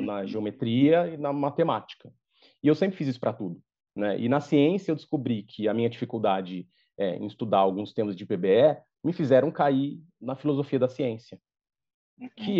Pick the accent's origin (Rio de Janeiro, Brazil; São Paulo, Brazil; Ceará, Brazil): São Paulo, Brazil; eu sou natural de São Paulo, sou paulistano